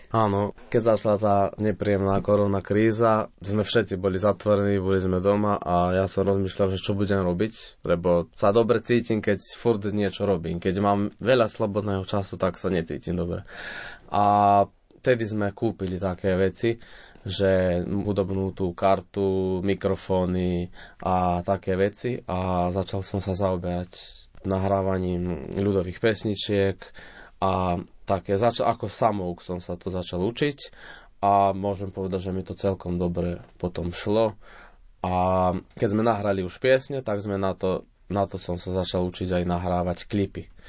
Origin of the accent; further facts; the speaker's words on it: Selenča, Vojvodina, Serbia; also born or lived in Novi Sad / Banská Bystrica; Narodil som sa v Novom Sade. Na základnú školu som šiel v Selenči, akože tam, kde aj bývam, odkiaľ pochádzam.